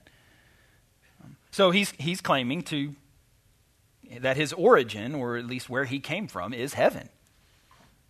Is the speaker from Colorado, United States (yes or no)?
no; Arkansas, United States; I'm from Arkansas